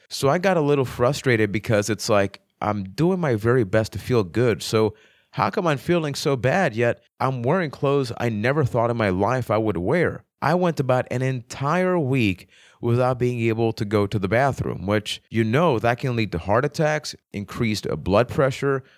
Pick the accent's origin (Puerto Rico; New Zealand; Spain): Puerto Rico; I am from Puerto Rico